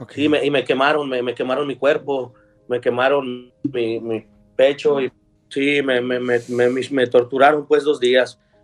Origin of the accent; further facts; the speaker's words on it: Guadalajara, Jalisco, Mexico; moved away as an adult; nosotros somos de Guadalajara, Jalisco